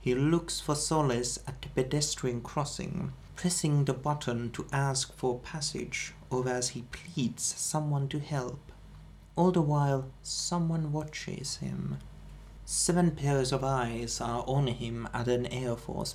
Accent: Finland; we are from Finland

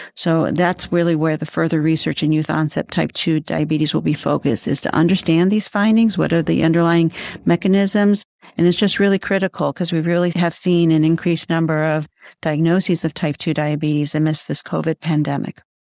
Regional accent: Cleveland, Ohio, United States; I grew up right here in Cleveland area

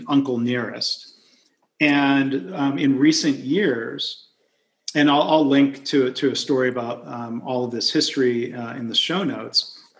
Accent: near Detroit, Michigan, United States; I grew up near Detroit

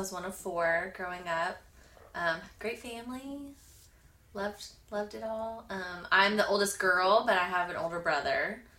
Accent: outside New Orleans, South Louisiana, United States; moved away as an adult; also born or lived in South Alabama / Victoria, Texas / Arizona / Washington, D.C.; now in Dallas, United States; I grew up in South Louisiana.

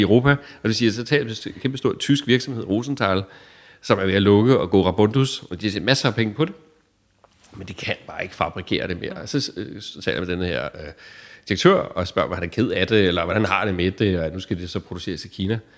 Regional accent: Denmark

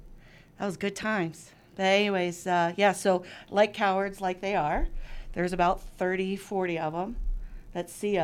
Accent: Cincinnati, Ohio, United States; we're from Cincinnati, Ohio

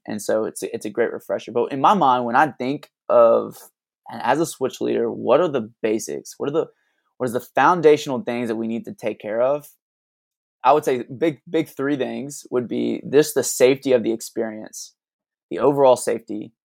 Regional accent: Alabama, United States; moved away as an adult; now in Tulsa, United States; we didn't grow up in Tulsa. We're originally from, I'm originally from Alabama.

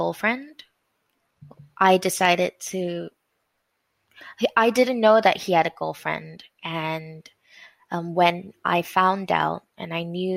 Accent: Malaysia; I grew up in Malaysia

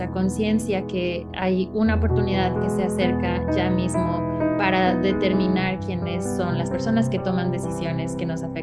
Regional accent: Mexico; now in Greensboro, United States; Em, soy de origen mexicano y eh, vivo aquí en Greensboro, Carolina del Norte, desde 1997

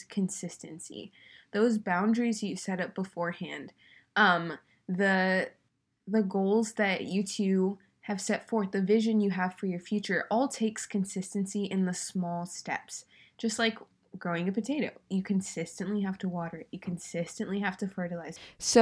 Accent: California, United States; I'm from California

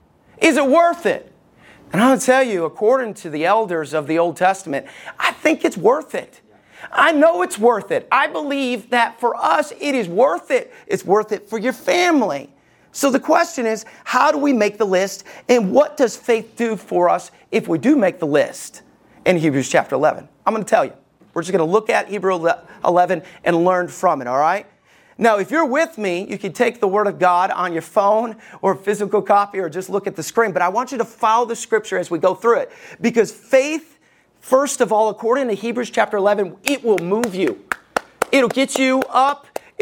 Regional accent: Alabama, United States; Everybody knows, if you know me, I grew up in Alabama. I just don't sound like it.

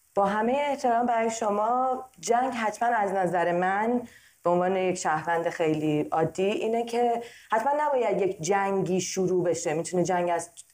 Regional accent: Iran; now in United States; چون توی کشور آمریکا زندگی میکنم برای کشوری که درش در حال زندگی کردن هستم و همچنین به عنوان یک ایرانی امریکن

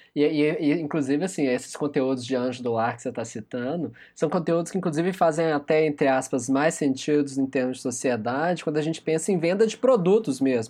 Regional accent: Brazil; nós, enquanto brasileiros

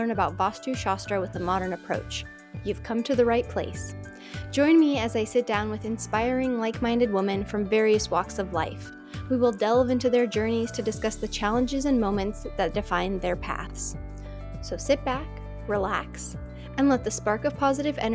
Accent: Czechia; moved away; we're both from the Czech Republic

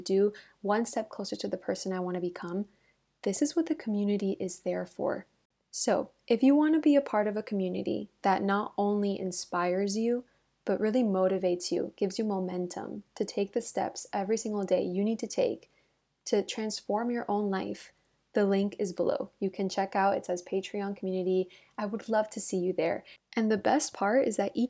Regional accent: Miami, Florida, United States; now in Madrid, Spain; I grew up in Miami and so I never had seasons. So I think now living in Madrid

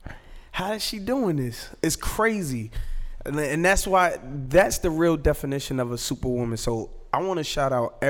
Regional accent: Jersey City, New Jersey, United States; I was born and raised in Jersey City, New Jersey

